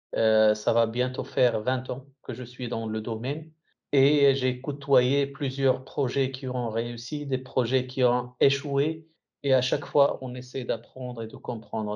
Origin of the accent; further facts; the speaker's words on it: Morocco; now in Saudi Arabia; en tant que Marocain